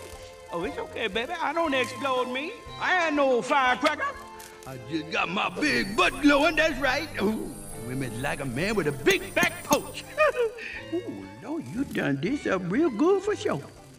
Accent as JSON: {"language": "English", "region": "Louisiana", "country": "United States", "tie": "born or raised there", "said": "Oh, I'm a Cajun, bro. Born and bred in the bayou."}